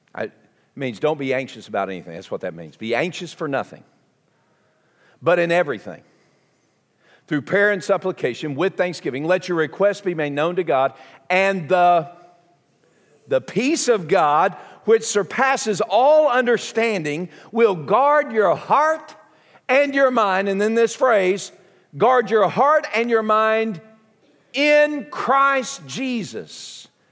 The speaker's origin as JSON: {"language": "English", "region": "southern United States", "country": "United States", "accent": "southern", "said": "my southern accent"}